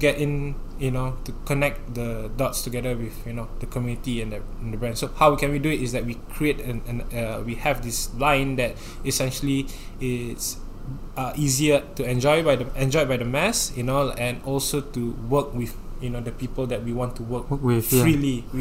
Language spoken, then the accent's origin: English; Singapore; the life in Singapore, like as a Singaporean youth